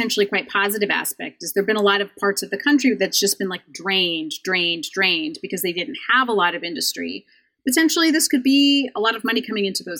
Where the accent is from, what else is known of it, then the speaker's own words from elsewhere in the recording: Idaho, United States; I grew up in Idaho